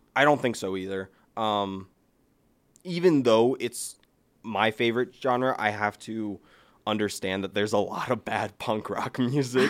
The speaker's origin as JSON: {"language": "English", "region": "Ohio", "country": "United States", "said": "we're from Ohio. We have the Rock and Roll Hall of Fame"}